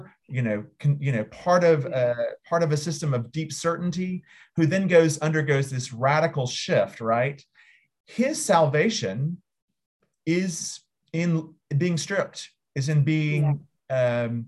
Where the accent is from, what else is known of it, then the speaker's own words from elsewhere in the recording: United States; as an American